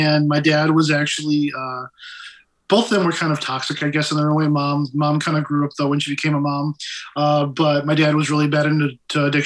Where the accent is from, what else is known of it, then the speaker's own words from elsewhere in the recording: Big Rapids, Michigan, United States; also born or lived in Flint, Michigan; he moved us over to Big Rapids